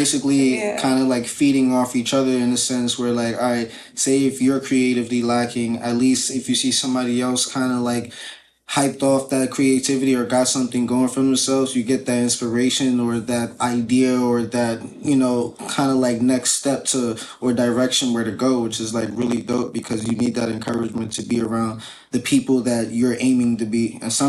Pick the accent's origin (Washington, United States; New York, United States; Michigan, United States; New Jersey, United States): New York, United States; now in Connecticut, United States; But I am from the Bronx, though.